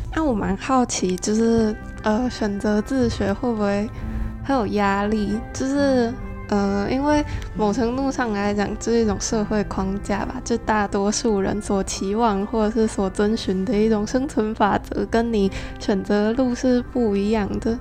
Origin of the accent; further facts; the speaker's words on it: Changhua County, Taiwan; 因为我是彰化人，然后那间就是彰化私校，啊，我蛮多认识的朋友都读那里